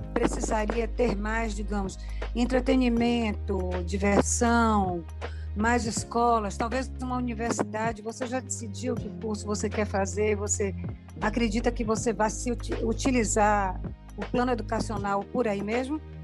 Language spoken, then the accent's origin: Portuguese; Salvador, Bahia, Brazil; Eu também sou nascida na Cidade Baixa